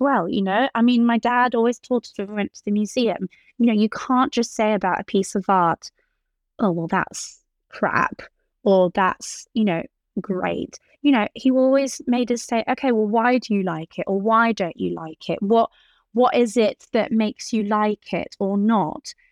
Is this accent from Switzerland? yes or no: yes; Geneva, Switzerland; growing up in Geneva